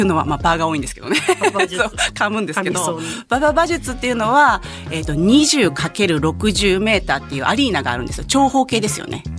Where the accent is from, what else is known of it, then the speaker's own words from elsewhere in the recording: Kakogawa, Hyogo, Japan; 兵庫県の加古川出身